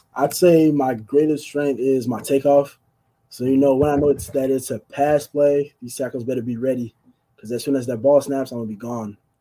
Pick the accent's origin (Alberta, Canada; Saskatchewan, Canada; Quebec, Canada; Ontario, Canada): Quebec, Canada; Montreal; I grew up in Canada, in Montreal